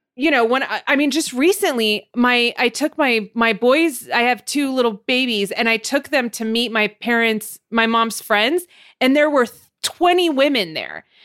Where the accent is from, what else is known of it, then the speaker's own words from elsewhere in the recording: Montebello, California, United States; I'm from Montebello.